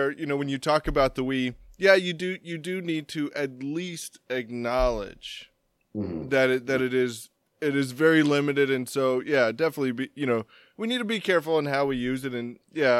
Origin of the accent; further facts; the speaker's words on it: Texas, United States; I'm Texan